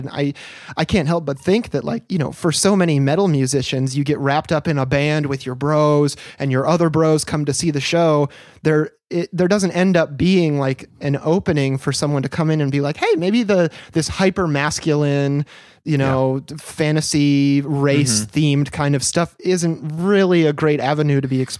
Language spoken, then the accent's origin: English; West Michigan, United States; growing up in West Michigan.